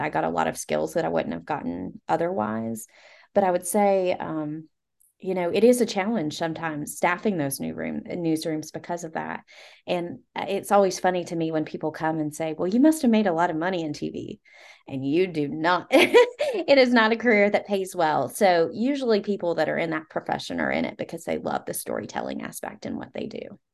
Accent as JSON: {"language": "English", "region": "Southwest Virginia", "country": "United States", "said": "I'm from Southwest Virginia"}